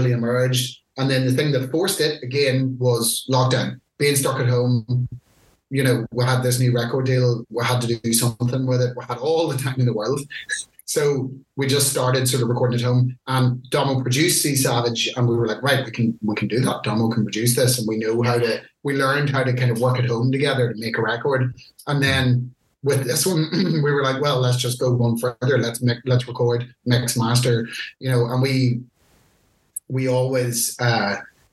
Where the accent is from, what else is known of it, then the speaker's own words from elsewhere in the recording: Ireland; being Irish